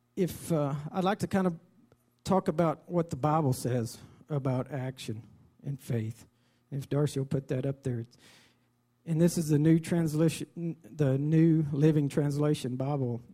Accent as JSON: {"language": "English", "town": "Dimmitt", "region": "Texas", "country": "United States", "tie": "born or raised there", "said": "I was raised in Dimmitt"}